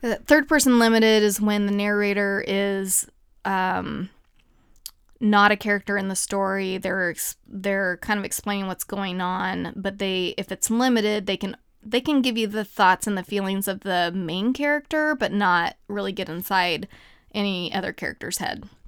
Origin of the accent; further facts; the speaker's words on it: United States; also born or lived in Kansas / Ohio; I grew up in Kansas and Ohio